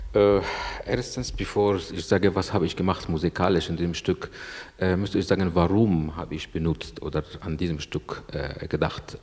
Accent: Egypt; German is a second language; moved away as an adult; also born or lived in Italy / Salzburg, Austria / Vienna, Austria; ich bin Ägypter, Anna Masri, aber ich habe gelebt in Europa mehr

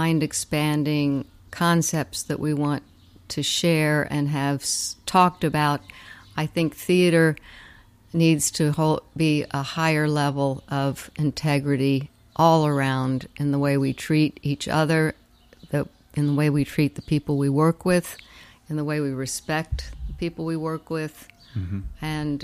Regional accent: Pennsylvania, United States; moved away as an adult; also born or lived in Brooklyn / Ohio / Los Angeles / New York City; now in Richmond, United States; I was born in Brooklyn. Then I moved to Pennsylvania when I was 8. Then I went to college in Ohio. I lived in L.A. for a while, but then I settled back in New York I lived there 10 years before I moved to Richmond.

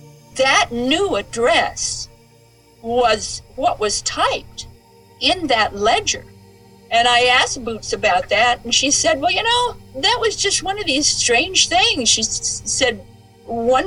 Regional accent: Southern Idaho, United States; we're Westerners. We come from Idaho, Southern Idaho.

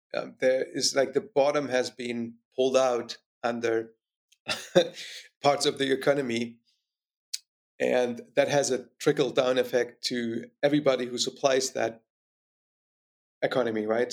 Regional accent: East Germany, Germany; more specifically in East Germany. So I grew up in communism.

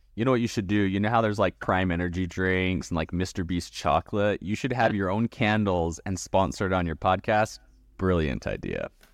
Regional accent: West Coast in Canada, British Columbia, Canada; I was raised on the West Coast in Canada

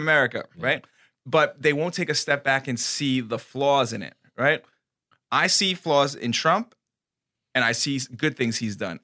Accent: United States; our country

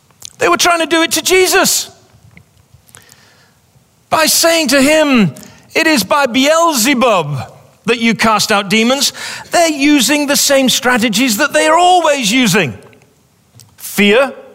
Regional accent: England, United Kingdom; moved away as an adult; also born or lived in Pawleys Island, South Carolina; now in South Carolina, United States; we're English people

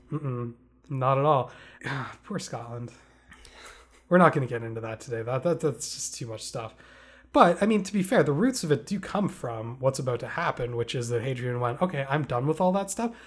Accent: Canada; We, we grew up in Canada

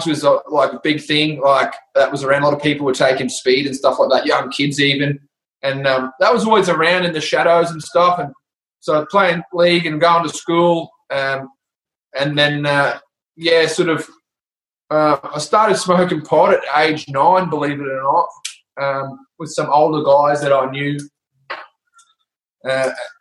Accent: Brisbane, Queensland, Australia; I grew up in Brisbane, Strathpine, Bray Park

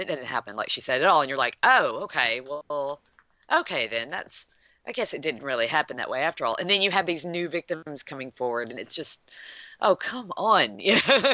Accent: United States; as an American

